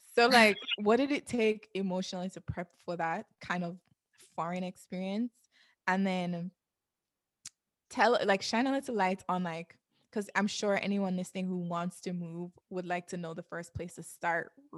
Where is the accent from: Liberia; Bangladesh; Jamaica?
Jamaica; moved away; also born or lived in New York; I'm from Jamaica